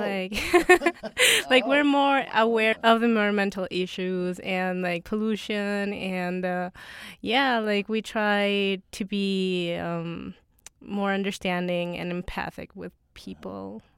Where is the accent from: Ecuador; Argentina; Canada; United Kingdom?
Ecuador; I am from Latin America